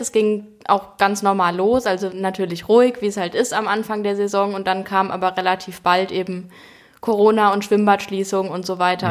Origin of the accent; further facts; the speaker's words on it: Frankfurt, Hesse, Germany; moved away as an adult; now in Hamburg, Germany; in Frankfurt, in meiner Heimatstadt